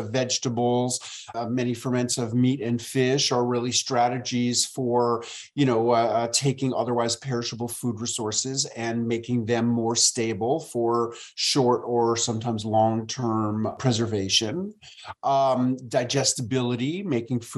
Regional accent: New York City, New York, United States; moved away as an adult; also born or lived in rural Tennessee; now in Tennessee, United States; I moved from my hometown of New York City to rural Tennessee

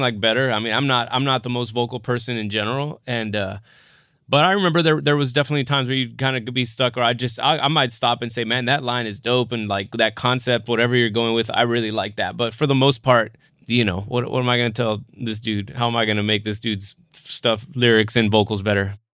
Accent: South Texas, United States; I grew up Catholic and went to Catholic school and I, I'm, I'm from South Texas

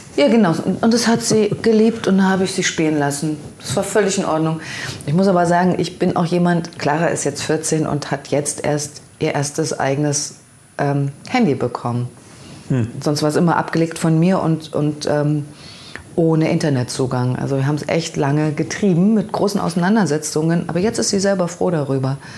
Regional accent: Leipzig, Saxony, Germany; ich, wie gesagt, bin ja ein Kind der DDR und es gab bei uns am Rande von Leipzig

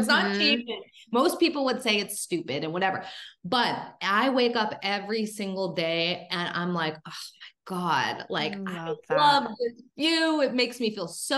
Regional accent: Pittsburgh, Pennsylvania, United States; also born or lived in Seattle / California / Fort Lauderdale, Florida; now in Florida, United States; I decided to actually go back to my hometown. My mom lives in Pittsburgh

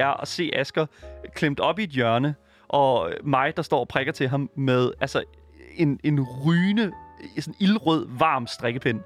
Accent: Denmark; som dansker

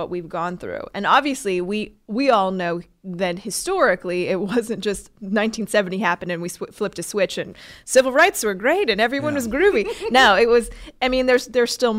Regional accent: Oregon, United States; I grew up in Oregon near the Oregon Shakespeare Festival

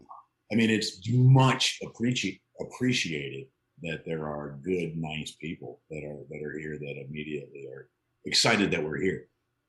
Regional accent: Chicago, Illinois, United States; moved away as an adult; also born or lived in New York / Iowa / Los Angeles; now in Oklahoma City, United States; I grew up in the Chicagoland area.

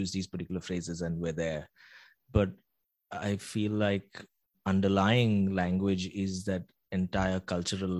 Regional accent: Mumbai, Maharashtra, India; as a five-year-old growing up in Mumbai

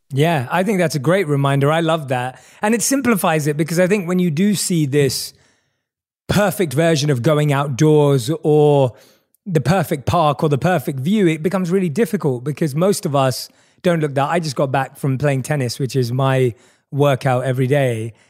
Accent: London, United Kingdom; I was growing up in England, uh, in, in London.

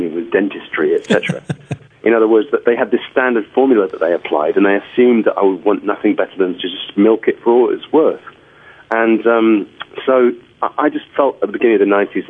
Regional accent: London, United Kingdom; I was growing up in London at the time of Stiff Records and punk rock

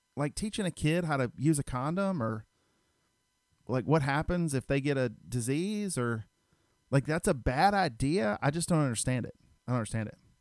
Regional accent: Stone Mountain, Georgia, United States; I grew up in Stone Mountain

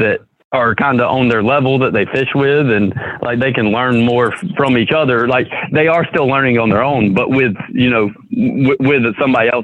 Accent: Greenwood, South Carolina, United States; also born or lived in Lake Hartwell, South Carolina; I actually didn't grow up on Hartwell. I grew up in Greenwood, which is about 45 minutes from Hartwell

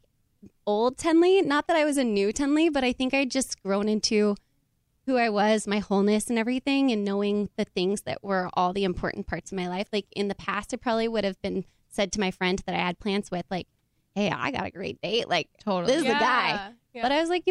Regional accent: Oregon, United States; I'm from the Pacific Northwest. I'm from Oregon

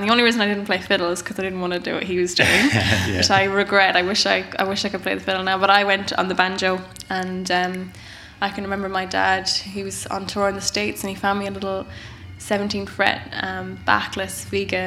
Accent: Boyle, Connacht, Ireland; I grew up in Boyle and Roscommon.

